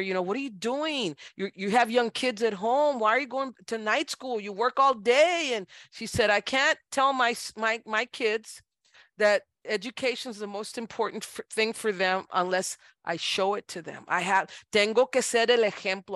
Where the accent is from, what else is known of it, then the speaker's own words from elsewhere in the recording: Brownsville, Texas, United States; moved away as an adult; now in San Antonio, United States; I was born in, in Brownsville, Texas, in nineteen sixty-five at Mercy Hospital